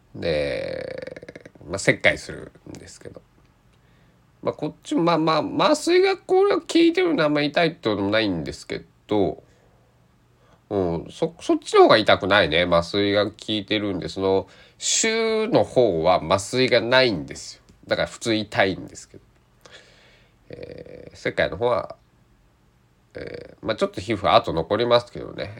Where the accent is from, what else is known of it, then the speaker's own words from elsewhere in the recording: Kochi, Japan; 僕の地元高知県内